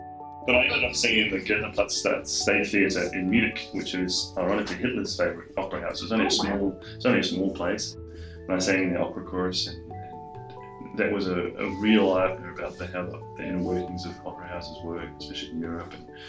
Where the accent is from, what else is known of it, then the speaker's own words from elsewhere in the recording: Waipukurau, Hawke's Bay, New Zealand; Well, I was born in North Island in Waipakarau, or Waipukarau, as they say, and lived all over the North Island.